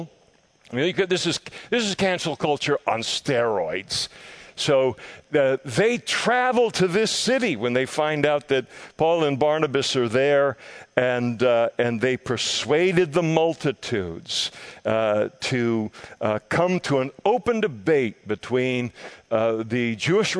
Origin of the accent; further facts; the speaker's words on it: Scotland, United Kingdom; I am a Scot. Incurably a Scot.